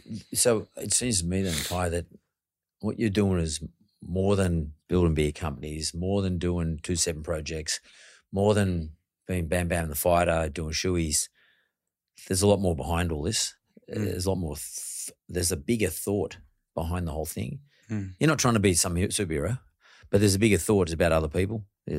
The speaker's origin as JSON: {"language": "English", "town": "Penrith", "region": "New South Wales", "country": "Australia", "said": "I come from Penrith."}